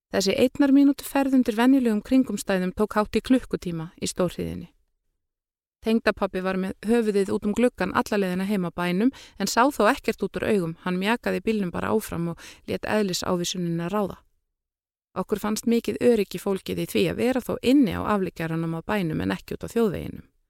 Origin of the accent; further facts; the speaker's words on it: Iceland; moved away as an adult; now in France; sem Íslendingur